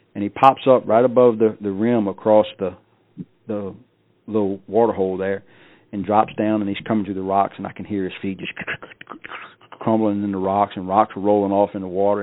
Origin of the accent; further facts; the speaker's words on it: South Louisiana, United States; I grew up in South Louisiana, a good person, a good guy, raised right